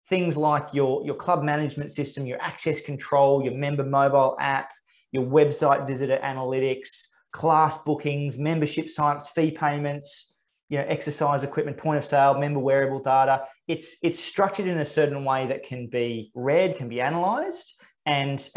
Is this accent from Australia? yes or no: yes; Australia; as an Australian